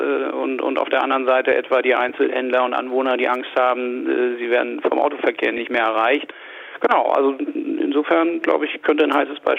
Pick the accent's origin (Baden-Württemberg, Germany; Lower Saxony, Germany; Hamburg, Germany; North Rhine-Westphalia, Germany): Lower Saxony, Germany; Hanover; ich komme aus Hannover, bin 50 Jahre alt